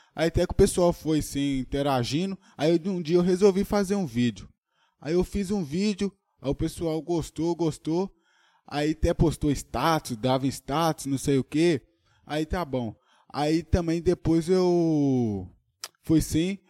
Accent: Brazil; E eu moro em Tocantins mesmo, sou de Tocantins

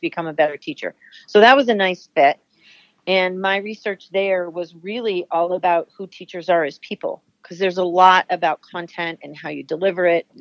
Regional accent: New Jersey, United States; moved away as an adult; now in New Hampshire, United States; I grew up in New Jersey, but I always knew that I had New England had a pull for me, so staying here made sense

